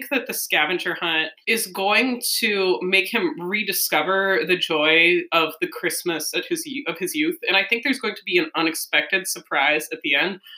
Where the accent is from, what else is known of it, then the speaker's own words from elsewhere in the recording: Minnesota, United States; up in Minnesota, so you know, hockey love.